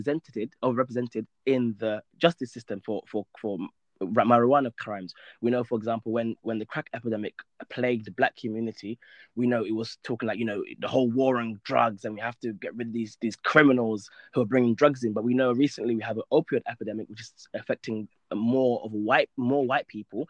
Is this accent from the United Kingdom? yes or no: yes; United Kingdom; moved away as an adult; now in Egypt; I'm a British law graduate, and then I moved to Egypt to pursue Islamic studies